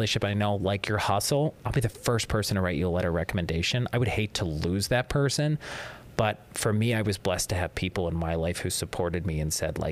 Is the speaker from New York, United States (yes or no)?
no; Johnstown, Pennsylvania, United States; moved away as an adult; now in Northeastern Pennsylvania, United States; I'm originally from Johnstown, Pennsylvania